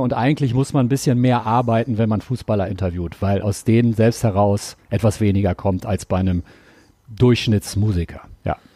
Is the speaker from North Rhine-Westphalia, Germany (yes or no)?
yes; Ruhr area, North Rhine-Westphalia, Germany; now in Cologne, Germany; ich komme aus dem Pott